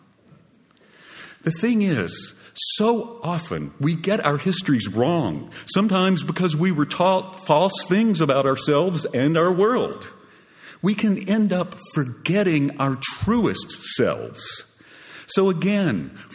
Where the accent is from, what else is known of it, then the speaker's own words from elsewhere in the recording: Groves, Texas, United States; now in Austin, United States; I'm from Groves, Texas